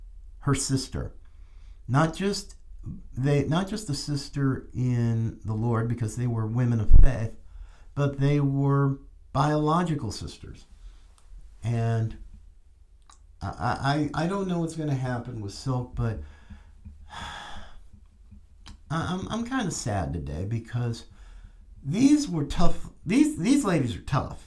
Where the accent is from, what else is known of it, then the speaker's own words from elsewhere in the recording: North Carolina, United States; my home state, as I was born in North Carolina